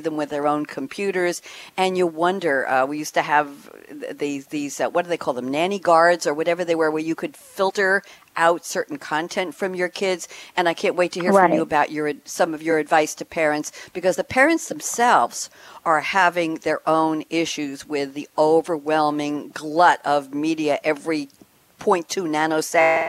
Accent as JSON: {"language": "English", "region": "New York", "country": "United States", "also_born_or_lived": "Long Island", "moved": "as an adult", "lives_now": "Durham, United States", "said": "I'm from New York"}